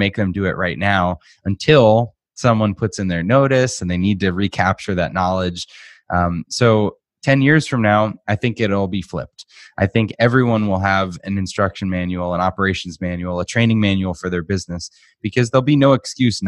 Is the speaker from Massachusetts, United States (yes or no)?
yes; Boston, Massachusetts, United States; moved away as an adult; now in Arizona, United States; So I grew up in Boston. I'm from Massachusetts